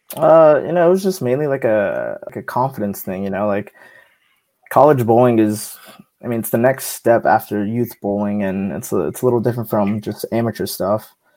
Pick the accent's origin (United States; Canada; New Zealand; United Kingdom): United States; San Antonio, Texas; I'm from San Antonio, Texas, so down south